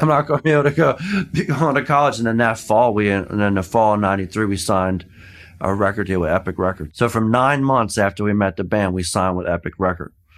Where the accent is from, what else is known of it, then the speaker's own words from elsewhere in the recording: Philadelphia, Pennsylvania, United States; also born or lived in Boston; I'm from Philly.